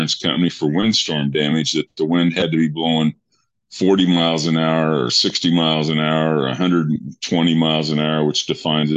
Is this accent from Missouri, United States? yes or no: no; Eastern Kansas, United States; now in Broken Arrow, United States; I grew up in Kansas, Eastern Kansas.